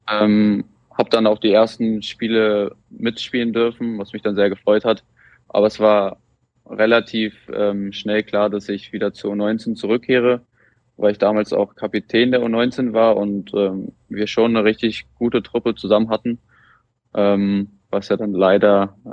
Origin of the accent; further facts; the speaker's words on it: Wolbrandshausen, Germany; ist ähm, nach Wolbrandshausen in mein Heimatdorf gefahren.